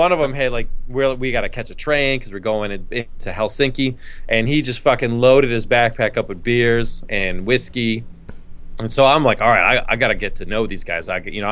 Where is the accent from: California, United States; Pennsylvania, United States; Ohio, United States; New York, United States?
New York, United States; moved away; where we grew up in New York